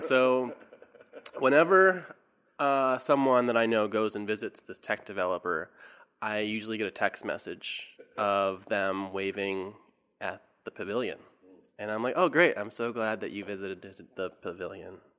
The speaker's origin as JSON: {"language": "English", "town": "San Francisco", "region": "California", "country": "United States", "tie": "born or raised there", "also_born_or_lived": "Hartford, Connecticut", "moved": "as an adult", "lives_now": "New Orleans, United States", "said": "I grew up in the uh, outer Richmond, inner Richmond, Richmond district, Seacliff. I grew up in Seacliff."}